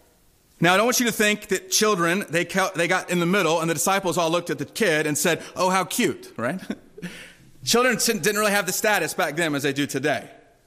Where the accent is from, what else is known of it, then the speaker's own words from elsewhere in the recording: Durham, North Carolina, United States; When I was growing up in Durham, there was a bookstore that my mom loved to take my sister and I to.